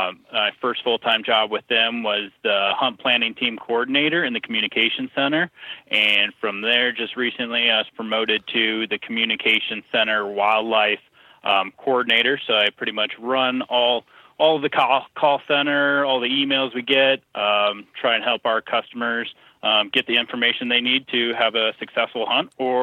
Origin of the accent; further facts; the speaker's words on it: Colorado, United States; So I grew up in Colorado, so Colorado native.